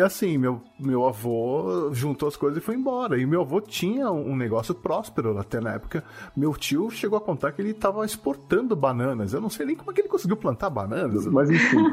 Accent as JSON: {"language": "Portuguese", "country": "Brazil", "also_born_or_lived": "Japan", "said": "lá no Japão me chamavam de brasileiro"}